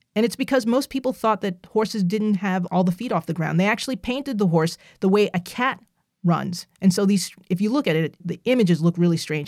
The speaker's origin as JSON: {"language": "English", "region": "New Jersey", "country": "United States", "tie": "born or raised there", "said": "I'm from New Jersey"}